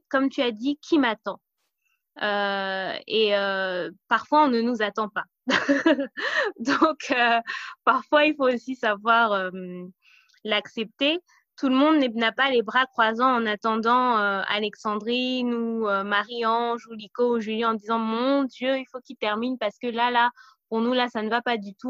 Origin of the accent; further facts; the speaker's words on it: Cameroon; moved away; on est originaire du Cameroun et du Burkina Faso